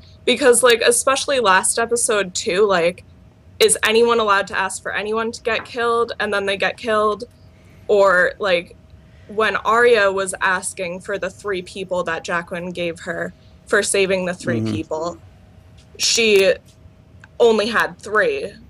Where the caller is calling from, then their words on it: New York, United States; calling from New York.